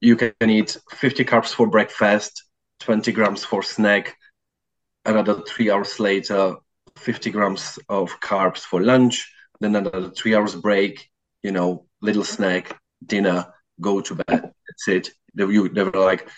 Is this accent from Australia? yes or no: no; Czechia; also born or lived in South London; now in London, United Kingdom; I'm originally from Czech Republic, but currently living in South London.